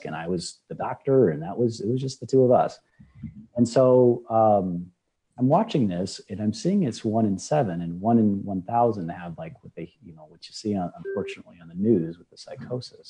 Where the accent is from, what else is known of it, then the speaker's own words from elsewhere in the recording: Nebraska, United States; now in Southwest Florida, United States; I'm originally from Nebraska